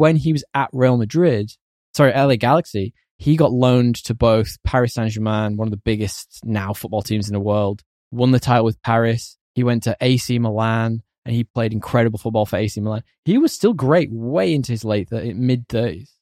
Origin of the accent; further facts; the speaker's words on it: United Kingdom; As a Brit